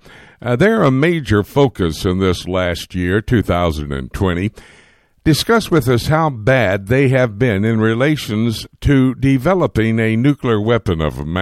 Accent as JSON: {"language": "English", "town": "Miami", "region": "Florida", "country": "United States", "tie": "born or raised there", "said": "Born and raised in Miami myself"}